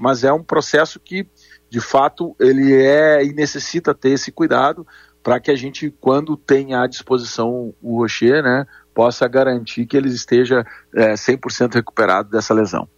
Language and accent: Portuguese; Rio Grande do Sul, Brazil; nós que nascemos e vivemos aqui no Rio Grande do Sul